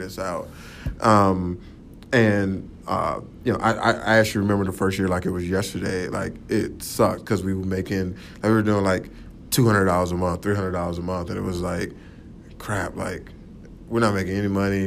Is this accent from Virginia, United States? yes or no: no; Atlanta, Georgia, United States; I'm originally from Atlanta, Georgia. Um, uh, so born and raised there.